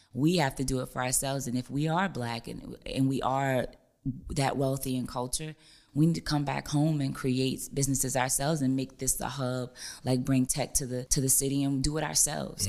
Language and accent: English; New Orleans, Louisiana, United States; I'm from New Orleans